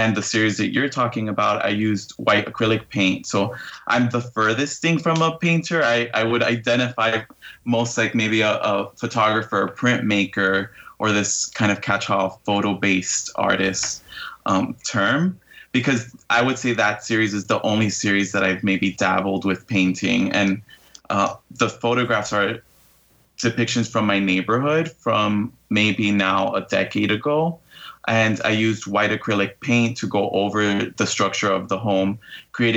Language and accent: English; Hialeah, Florida, United States; I've been born and raised in Hialeah, Florida